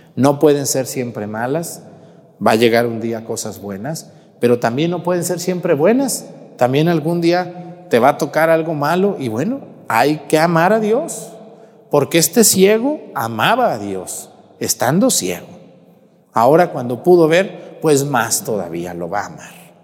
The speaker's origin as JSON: {"language": "Spanish", "town": "Mexticacán", "region": "Jalisco", "country": "Mexico", "tie": "born or raised there", "moved": "yes", "said": "mi pueblo allá en Mesticacán"}